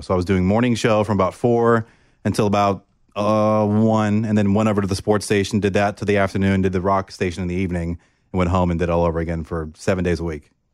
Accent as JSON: {"language": "English", "town": "Oviedo", "region": "Florida", "country": "United States", "tie": "born or raised there", "moved": "as an adult", "said": "I grew up in Orlando, Florida, a small town called Oviedo"}